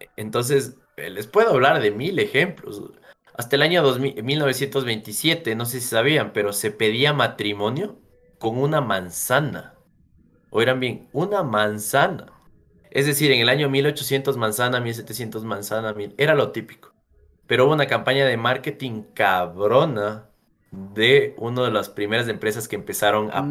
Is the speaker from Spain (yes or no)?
no; Ecuador; nosotros como ecuatorianos